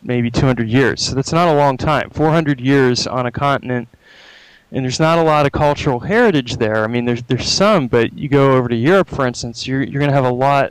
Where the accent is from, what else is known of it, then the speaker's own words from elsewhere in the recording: United States; I'm an American. My experiences are filtered through American culture